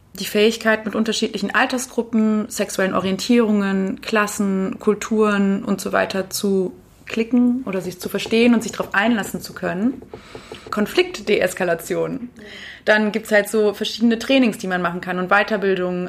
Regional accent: England, United Kingdom; also born or lived in Germany; now in Linz, Austria; komme gebürtig aus England, habe aber auch eine große Migrationsgeschichte hinter mir

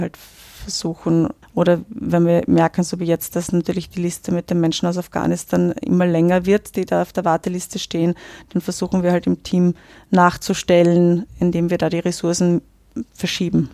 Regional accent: Austria; in den 39 Jahren, die ich jetzt hier lebe

